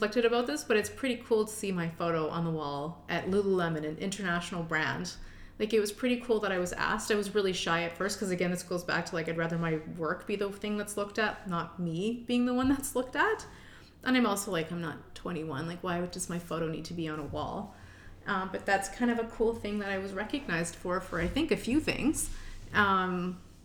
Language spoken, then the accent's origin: English; Richmond Hill, Ontario, Canada; moved away as an adult; also born or lived in Toronto; now in Edmonton, Canada; I grew up in Richmond Hill, Ontario.